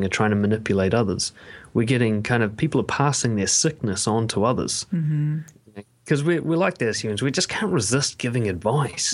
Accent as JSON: {"language": "English", "region": "Auckland", "country": "New Zealand", "tie": "born or raised there", "said": "I was raised in West Auckland, which is a fairly rough area of New Zealand"}